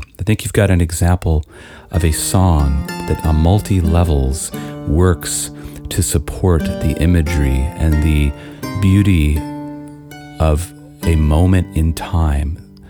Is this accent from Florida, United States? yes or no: no; Austin, Texas, United States; it reminds me of when I grew up in Austin as a child